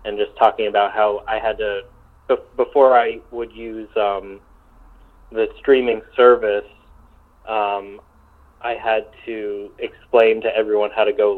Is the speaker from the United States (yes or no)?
yes; New York, United States; moved away; I'm from New York originally, and so I still have some roots there